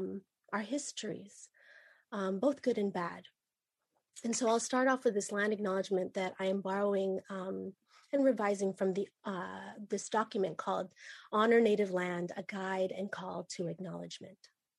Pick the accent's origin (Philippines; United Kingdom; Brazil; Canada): Philippines; And I'm Ilocana, and I'm also Batangueña. Some people call the place that I'm from the Philippines. I identify as Pinay